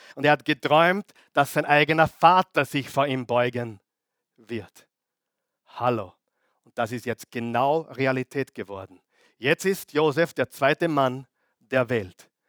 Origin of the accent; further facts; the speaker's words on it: Austria; die wir im Leben genießen dürfen, auch als Österreicher